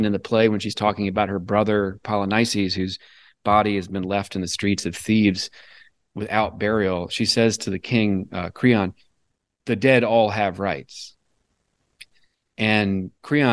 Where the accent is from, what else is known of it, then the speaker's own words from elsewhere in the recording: Newport News, Virginia, United States; I came from Southeastern Virginia and the Hampton Roads area, mm-hmm. Newport News, Virginia.